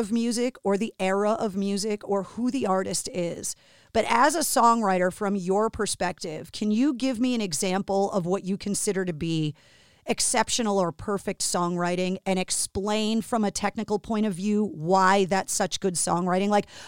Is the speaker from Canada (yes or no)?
no; Boston, Massachusetts, United States; being born and raised in Boston and working in radio at WAF all those years